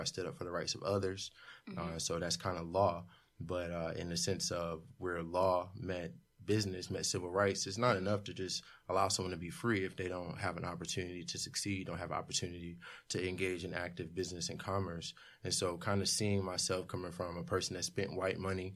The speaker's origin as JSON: {"language": "English", "town": "Fayetteville", "region": "North Carolina", "country": "United States", "tie": "born or raised there", "said": "growing up in Fayetteville, North Carolina"}